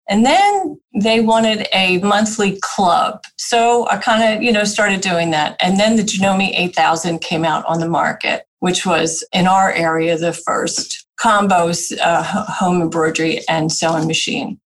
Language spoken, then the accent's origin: English; New Jersey, United States; moved away; also born or lived in Pennsylvania; I'm a Jersey girl